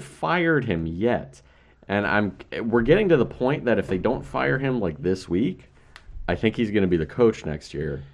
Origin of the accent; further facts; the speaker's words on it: Baltimore, Maryland, United States; I'm from Baltimore